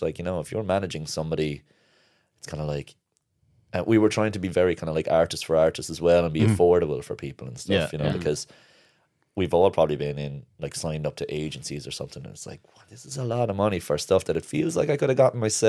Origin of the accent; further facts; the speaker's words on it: Kilkenny, Leinster, Ireland; now in Cork, Ireland; I'm from Kilkenny originally.